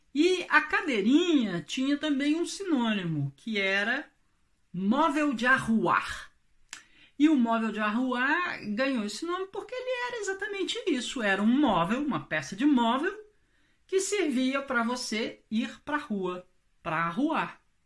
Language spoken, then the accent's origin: Portuguese; Minas Gerais, Brazil; moved away; como se diz lá na minha terra, em Minas Gerais